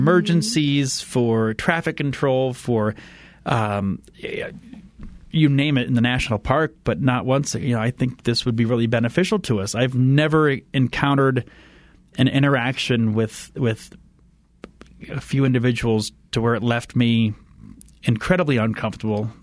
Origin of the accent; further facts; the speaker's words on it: Indiana, United States; moved away; I grew up in Indiana